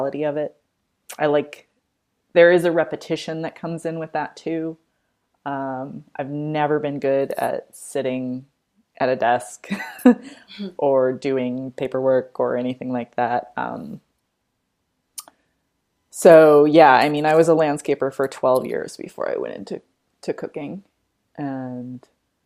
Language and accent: English; Colorado, California, United States; moved away as an adult; now in East Coast, United States; I'm from Colorado. But spent most of our lives on the West Coast in California. And we both moved to the East Coast around the same time